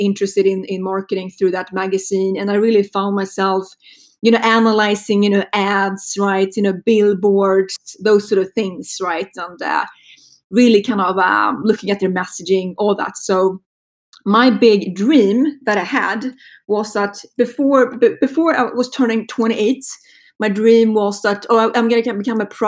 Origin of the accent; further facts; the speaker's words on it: Sweden; accent: Swedish; moved away; if you're wondering about my accent, it's a Swedish accent. I grew up in Sweden